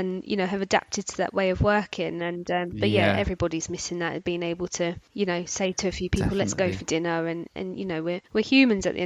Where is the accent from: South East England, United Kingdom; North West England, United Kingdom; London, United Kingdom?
London, United Kingdom; now in Bedfordshire, United Kingdom; I'm from South London originally, and I've moved where I am now, which is Bedfordshire